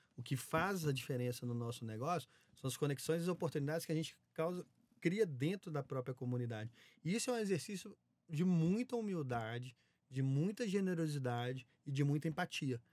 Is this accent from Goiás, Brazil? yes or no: no; Minas Gerais, Brazil; moved away; also born or lived in Belo Horizonte / São Paulo; Sou mineiro, né? Então, ah, comecei em BH